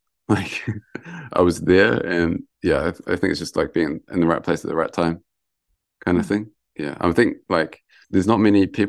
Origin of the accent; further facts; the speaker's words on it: Lower Hutt, Wellington, New Zealand; now in Yamagata, Japan; So I was born in Lower Hutt in Wellington. So, and my house backed onto a forest.